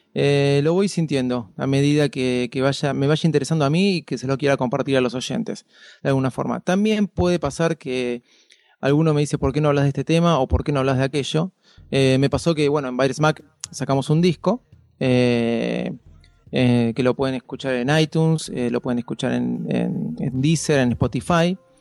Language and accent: Spanish; Argentina; como todo argentino, este, muy admirador del fútbol